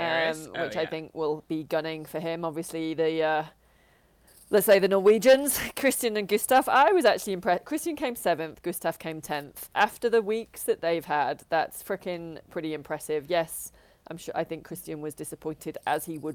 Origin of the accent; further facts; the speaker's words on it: United Kingdom; I'm British